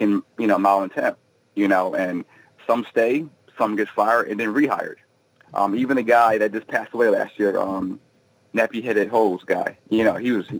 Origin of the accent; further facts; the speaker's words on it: Philadelphia, Pennsylvania, United States; I grew up in Philadelphia my whole life, and you know, I grew up 90% black, everything from grade school up to high school